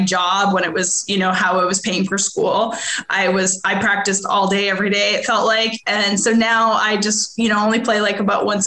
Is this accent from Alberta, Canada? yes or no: yes; Edmonton, Alberta, Canada; moved away as an adult; now in Arkansas, United States; I'm originally from Edmonton, Alberta, Canada. I grew up there. I lived there until I was 21.